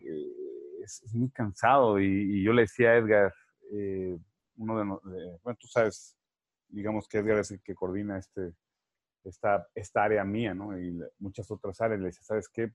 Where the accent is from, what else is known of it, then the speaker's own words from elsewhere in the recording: Mexico; moved away as an adult; also born or lived in Costa Rica; yo soy mexicano de nacimiento, sin embargo, yo siempre he dicho que soy mexicanitico, porque a la edad de 22 años llegué a Costa Rica